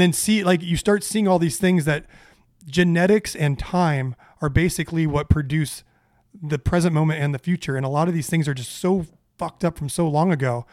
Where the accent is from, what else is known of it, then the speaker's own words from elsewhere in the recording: Orange County, California, United States; I grew up in a in Orange County with a with a middle class family